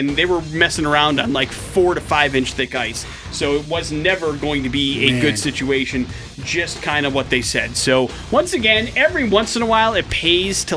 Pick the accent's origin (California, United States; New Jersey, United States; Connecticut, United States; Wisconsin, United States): Wisconsin, United States; growing up in Wisconsin